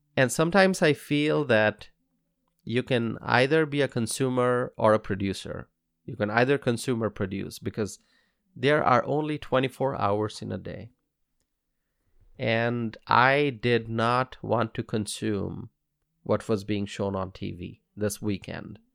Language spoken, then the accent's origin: English; United States; as an American